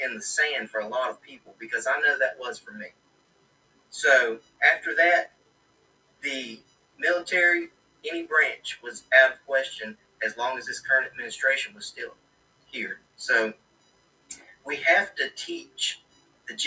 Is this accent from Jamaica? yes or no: no; United States; I am an American